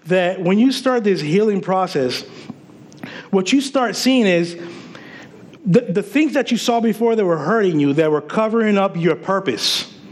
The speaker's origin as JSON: {"language": "English", "country": "Puerto Rico", "tie": "born or raised there", "also_born_or_lived": "Paterson, New Jersey", "moved": "yes", "lives_now": "United States", "said": "growing up in Puerto Rico"}